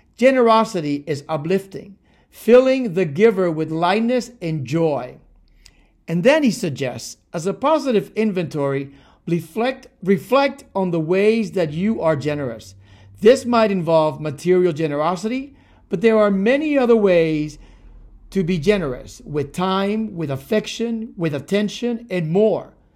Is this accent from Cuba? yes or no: yes; Cuba; moved away; also born or lived in Miami, United States; I was born in Cuba and raised between Cuba and Miami